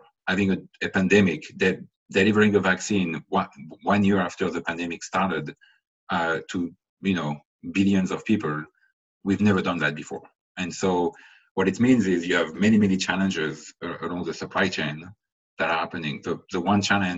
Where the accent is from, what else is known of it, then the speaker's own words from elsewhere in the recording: France; now in United States; I was born in France, I live in the US